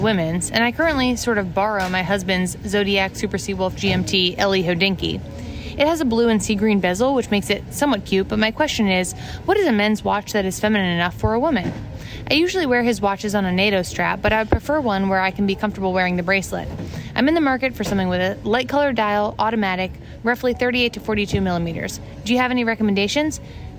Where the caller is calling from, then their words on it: Washington, District of Columbia, United States; from Washington, D.C.